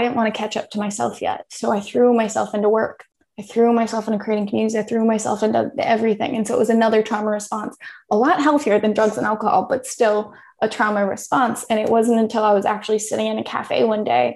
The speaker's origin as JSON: {"language": "English", "country": "United States", "also_born_or_lived": "Thailand", "moved": "as an adult"}